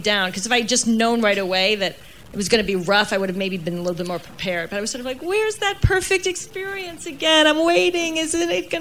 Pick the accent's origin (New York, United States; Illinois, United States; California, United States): New York, United States; I was in my late 30s single, and I'm from New York